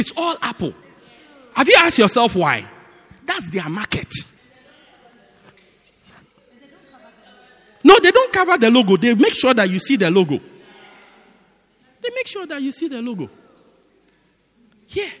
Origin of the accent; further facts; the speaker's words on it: Johannesburg, Gauteng, South Africa; I'm from Joburg